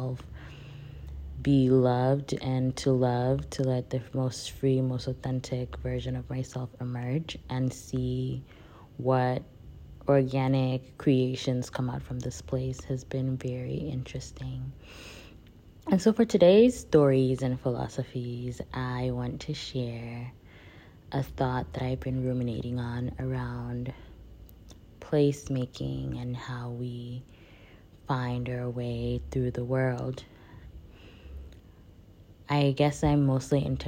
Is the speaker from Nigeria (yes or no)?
yes; Nigeria; moved away; I grew up in Nigeria. I identify as West African, Nigerian-born West African